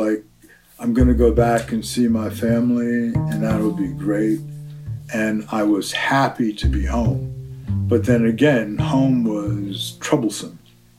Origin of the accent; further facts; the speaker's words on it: New York City, New York, United States; I come from the Bronx.